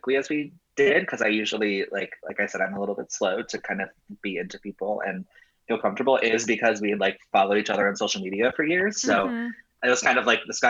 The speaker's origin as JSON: {"language": "English", "region": "Ohio", "country": "United States", "tie": "born or raised there", "moved": "as an adult", "lives_now": "New York, United States", "said": "I grew up in Ohio, and in college"}